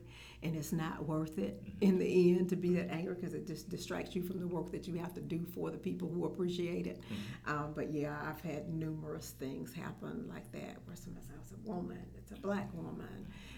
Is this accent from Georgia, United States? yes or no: yes; Augusta, Georgia, United States; also born or lived in Albany; I was born and raised in Augusta.